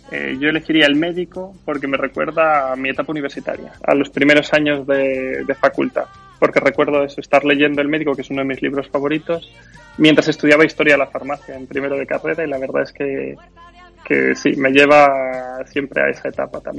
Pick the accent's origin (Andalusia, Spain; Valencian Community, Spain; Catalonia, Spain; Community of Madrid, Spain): Community of Madrid, Spain; Madrid; moved away as an adult; now in Galicia, Spain; a mi adolescencia en Madrid.